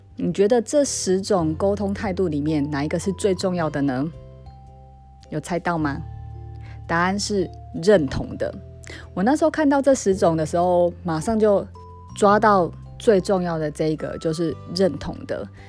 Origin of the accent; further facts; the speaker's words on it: southern Taiwan, Taiwan; accent: 很台的口气; 我是那个台湾南部长大孩子，然后我也很自豪我这种很台的口气